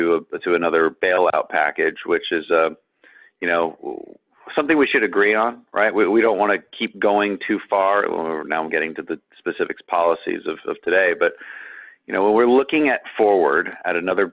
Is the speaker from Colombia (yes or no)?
yes; Colombia; Growing up in Colombia, there was worry of being kidnapped and shot and, real worries, not microaggression worries.